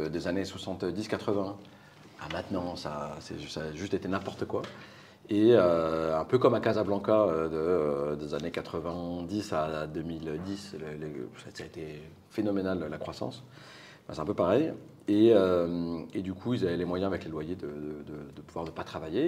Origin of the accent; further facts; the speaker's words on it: Normandy, France; also born or lived in Paris; de 0 à 9 à Paris. Euh, et puis après, mes parents ont déménagé en Normandie euh, parce qu'ils en avaient marre du rythme de la vie parisienne. Et j'ai fait 5 ans en Normandie